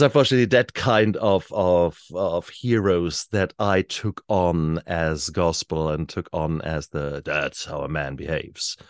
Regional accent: Germany; now in New Zealand; I was born in Germany in the sixties.

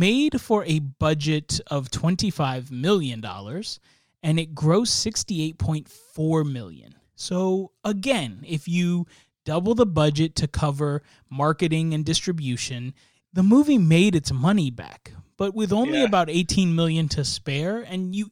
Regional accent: Stafford, Virginia, United States; I grew up in Stafford, Virginia

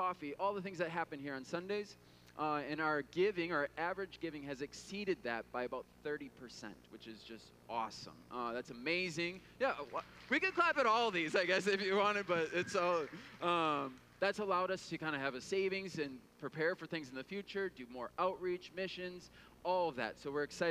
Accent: Midwest, United States; growing up in the Midwest

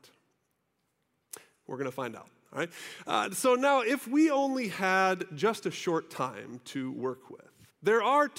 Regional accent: United States; us Americans

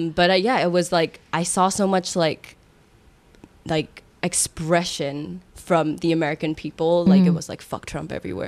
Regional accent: Singapore; I love Singapore for everything that it made me and everything that it showed me

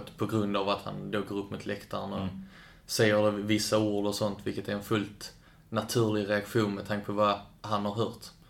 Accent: Kävlinge, Skåne, Sweden; also born or lived in Lund; I Kävlinge. Eller i Lund då på BB, men jag är uppvuxen i Kävlinge

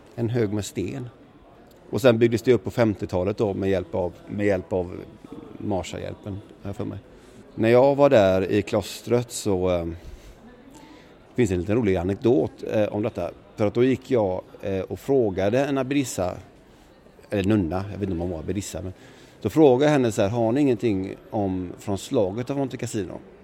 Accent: Sweden; jag var svensk

